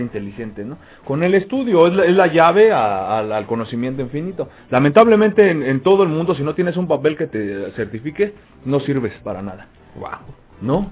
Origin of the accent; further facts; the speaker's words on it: Mexico; somos mexicanos